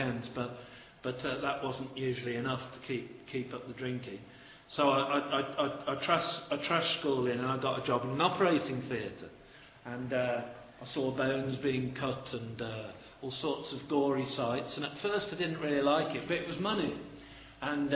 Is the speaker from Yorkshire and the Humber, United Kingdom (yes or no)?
no; Birmingham, West Midlands, United Kingdom; moved away as an adult; now in Stoke-on-Trent, United Kingdom; I am a Brummie by trade, Birmingham